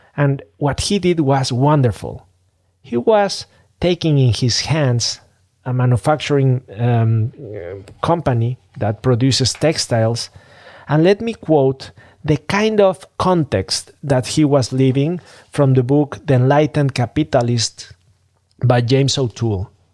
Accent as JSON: {"language": "English", "region": "Mexico City", "country": "Mexico", "said": "I'm from Mexico City. I'm from Mexico, a developing country"}